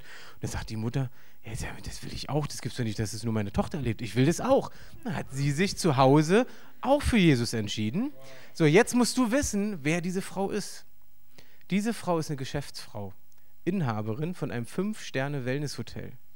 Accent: East Germany, Germany; für mich als Ossi

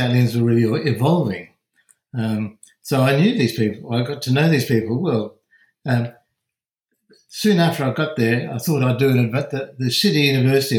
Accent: Perth, Western Australia, Australia

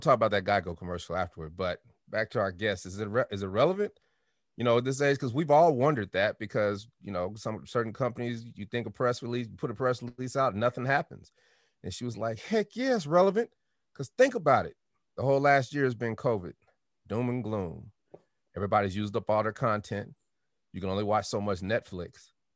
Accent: Denver, Colorado, United States; I'm from Denver

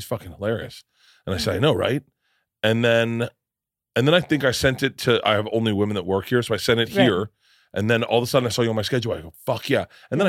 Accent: Wisconsin, United States; Yeah, I'm a Wisconsin.

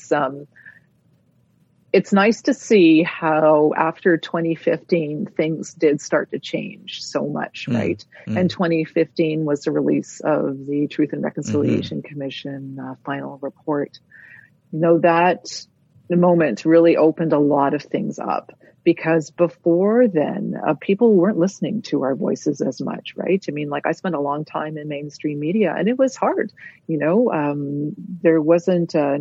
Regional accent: Toronto, Ontario, Canada; I was raised outside of community. I was raised in Toronto.

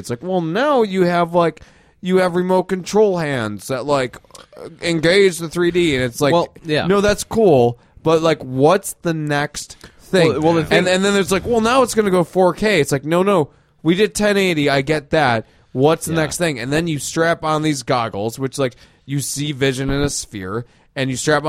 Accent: Florida, United States; I'm from Florida. We only have fan boats.

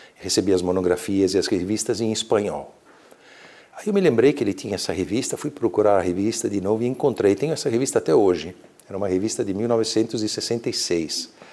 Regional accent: Brazil; moved away as an adult; also born or lived in Verona, Italy; now in Italy; eu nasci na Itália, mas era de alguma forma era um país estrangeiro para mim porque eu cresci aqui

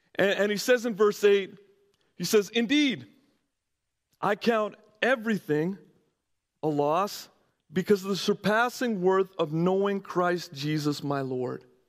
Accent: Canada; moved away as an adult; also born or lived in California; I'm coming from Canada

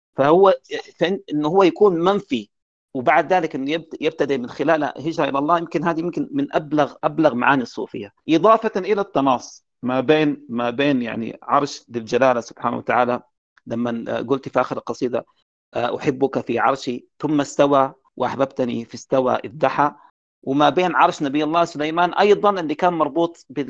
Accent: Sudan; احنا عندنا في السودان

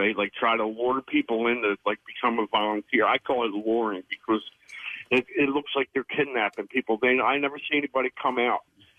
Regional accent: New Jersey, United States; moved away as an adult; also born or lived in Phoenix, Arizona; I'm originally from South Jersey. And we moved back here from Phoenix, Arizona.

